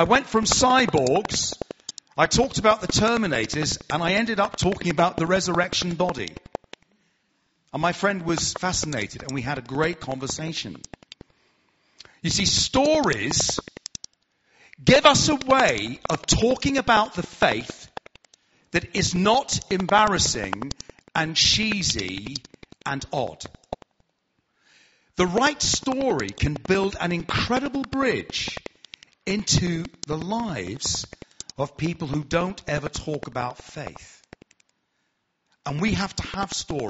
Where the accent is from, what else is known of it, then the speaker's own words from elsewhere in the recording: Hertfordshire, East of England, United Kingdom; accent: southern; I'm from Hertfordshire, so I'm southern